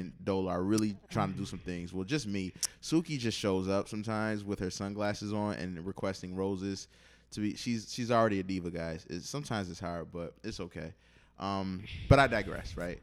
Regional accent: Buffalo, New York, United States; Buffalo, my hometown

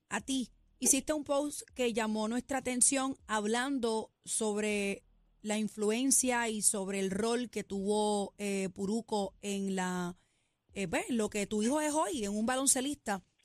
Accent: Puerto Rico; nacimos en Country Club

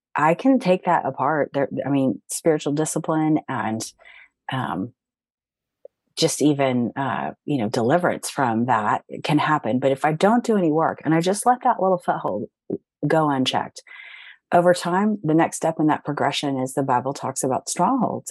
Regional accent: Cincinnati, Ohio, United States; moved away as an adult; my hometown of Cincinnati, Ohio

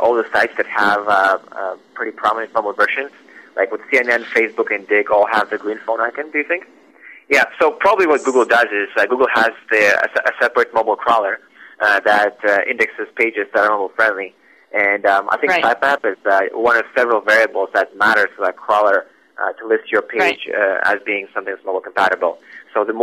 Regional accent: Russia; moved away as an adult; now in Vancouver, Canada; I was born in Russia, and I came to Vancouver, BC, roughly 9 years ago.

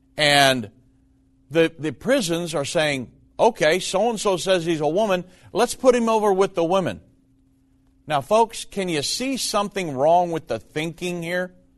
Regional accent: United States; as an American

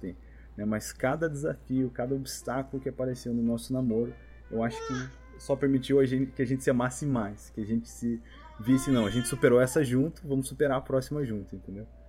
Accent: Brazil; now in United States; a gente, como brasileiro

